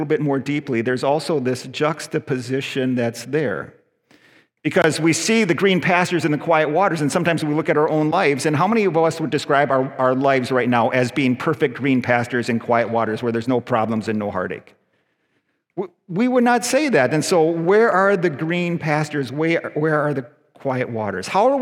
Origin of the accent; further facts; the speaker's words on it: United States; also born or lived in Mississauga, Canada; now in Canada; I'm an American citizen